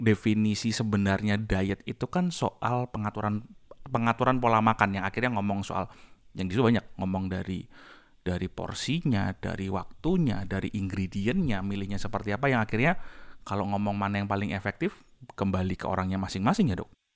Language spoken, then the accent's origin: Indonesian; Semarang, Central Java, Indonesia; Saya dari Semarang.